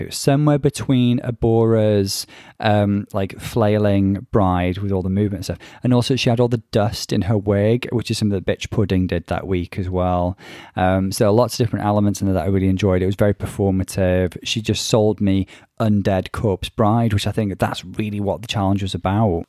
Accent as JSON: {"language": "English", "town": "Bangor", "region": "Wales", "country": "United Kingdom", "accent": "North Wales", "said": "he clocked my North Wales accent, and I... yes, I can confirm I'm from Bangor in North Wales"}